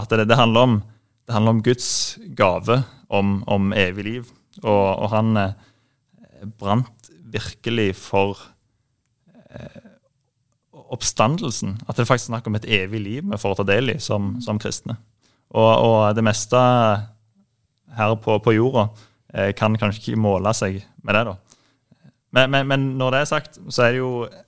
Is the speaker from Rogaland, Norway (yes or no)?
yes; Jæren, Rogaland, Norway; moved away as an adult; now in Oslo, Norway; jeg kommer fra Vigerstua på Jæren. Veldig fine plass å vokse opp